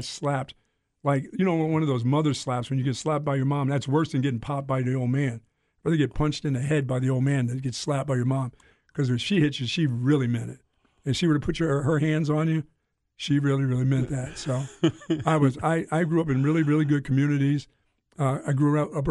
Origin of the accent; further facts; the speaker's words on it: Greensboro, North Carolina, United States; moved away; also born or lived in Bethlehem, Pennsylvania; growing up in North Carolina and Greensboro and then moving to Bethlehem, Pennsylvania. I was, like, raised by the community